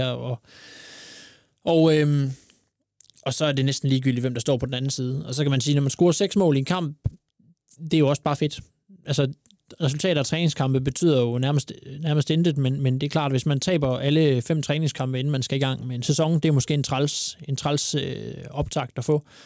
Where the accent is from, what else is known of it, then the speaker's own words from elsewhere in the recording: Aarhus, Central Denmark Region, Denmark; Er jo, jeg er jo Aarhusianer.